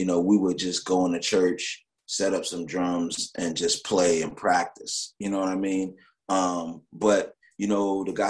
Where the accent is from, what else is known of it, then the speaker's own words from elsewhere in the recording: New York, United States; I'm from New York. New York is a big but tight place